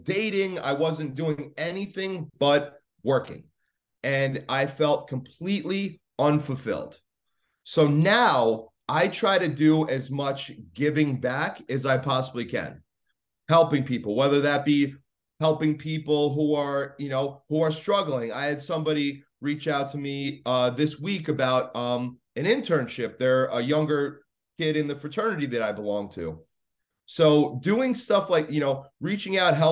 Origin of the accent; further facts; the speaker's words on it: Long Island, New York, United States; I'm from Long Island. I didn't grow up in New York City or anything